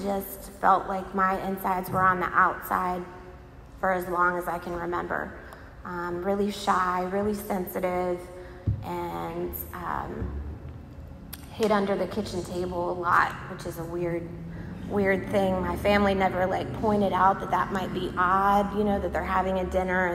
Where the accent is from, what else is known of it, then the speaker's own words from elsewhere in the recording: Virginia Beach, Virginia, United States; moved away as an adult; now in Raleigh, United States; I was born in Virginia Beach. I lived there for 20 years